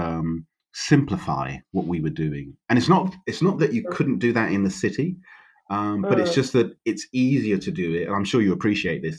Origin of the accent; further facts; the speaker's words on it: London, United Kingdom; moved away; I was born in London, so and I always worked in London.